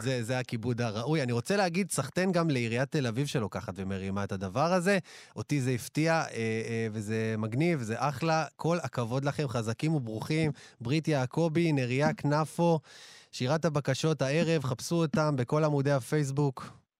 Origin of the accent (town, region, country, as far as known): Israel